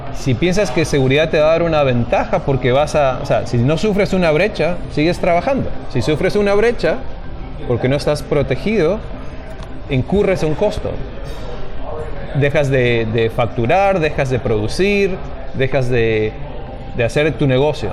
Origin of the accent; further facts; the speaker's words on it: Mendoza, Argentina; moved away as an adult; also born or lived in Maryland, United States; now in Seattle, United States; Originalmente yo soy de Mendoza, Argentina. Em, terminé la primaria y la secundaria allí